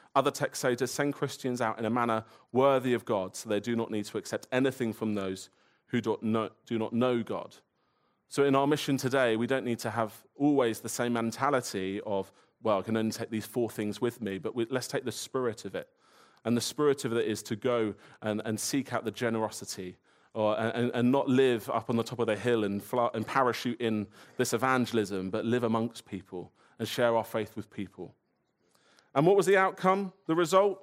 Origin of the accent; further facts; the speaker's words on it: Woking, South East England, United Kingdom; I grew up in Woking, which isn't paradise